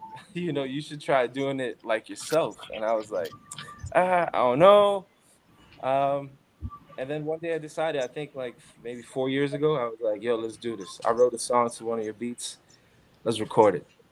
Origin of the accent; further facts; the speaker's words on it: New York City, New York, United States; now in Phoenix, Arizona, United States; I'm from Crown Heights, Brooklyn. Grew up there for years of my life